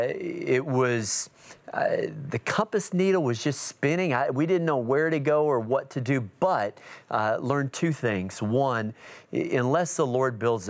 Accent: United States; also born or lived in Washington, D.C.; I'm an American

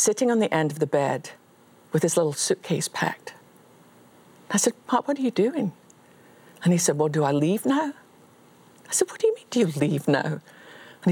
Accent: Scotland, United Kingdom; as a Scottish Baptist

